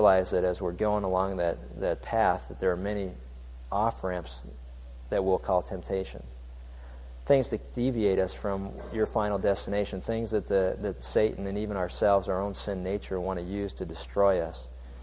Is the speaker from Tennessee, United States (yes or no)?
no; Pittsburgh, Pennsylvania, United States; When I was growing up in Pittsburgh, Pennsylvania, there was a little town north of us